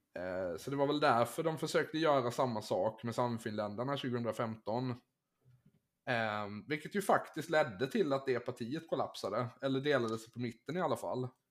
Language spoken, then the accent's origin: Swedish; Finland; som finlandssvensk